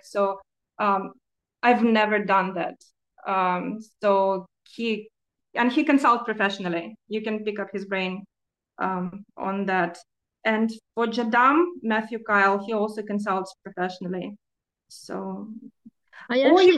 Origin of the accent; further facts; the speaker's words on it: Ukraine; moved away; I'm originally from Ukraine and I'm an expat